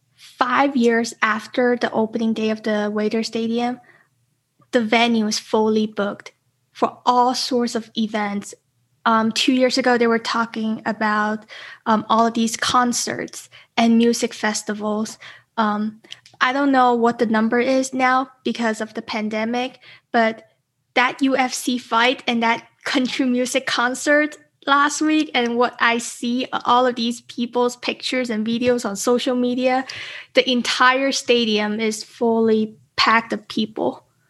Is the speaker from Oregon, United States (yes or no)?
no; Las Vegas, Nevada, United States; Las Vegas, it's my hometown